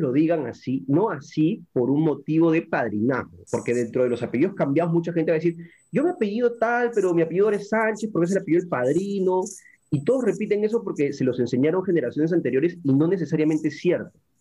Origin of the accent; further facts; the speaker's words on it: Pisco, Ica, Peru; Yo soy peruano, soy pisqueño eh, de Ica